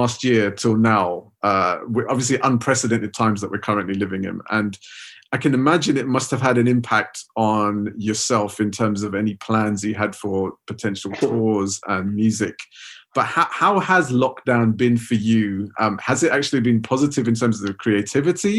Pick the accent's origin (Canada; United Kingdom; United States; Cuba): United Kingdom; Southall, London; that period of the 90s growing up around Southall